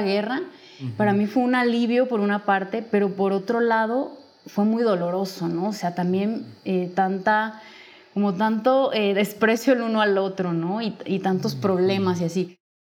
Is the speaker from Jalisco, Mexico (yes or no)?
yes; Guadalajara, Jalisco, Mexico; yo soy de, nací en Guadalajara, sigo aquí viviendo.